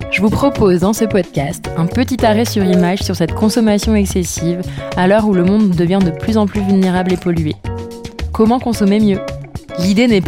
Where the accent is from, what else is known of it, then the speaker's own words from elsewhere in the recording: Paris, Île-de-France, France; en tant que parisienne, jeune trentenaire